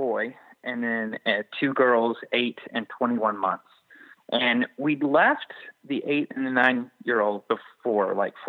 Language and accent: English; Georgia, United States; I'm from Georgia